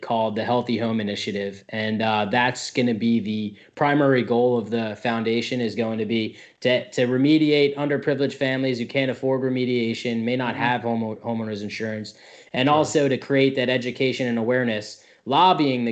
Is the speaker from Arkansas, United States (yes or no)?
no; New Jersey, United States; moved away as an adult; now in Tampa, United States; I'm actually from New Jersey